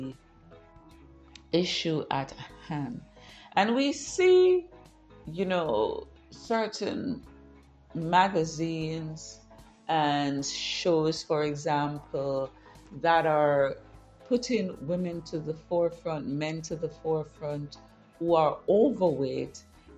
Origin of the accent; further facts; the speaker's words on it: Jamaica; I grew up in Jamaica